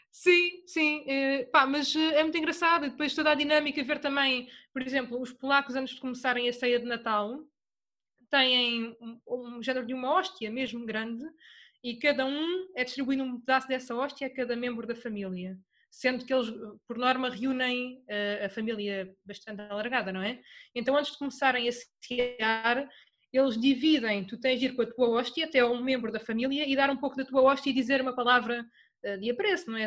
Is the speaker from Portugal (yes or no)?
yes; Torres Vedras, Centro, Portugal; eu sou de Torres Vedras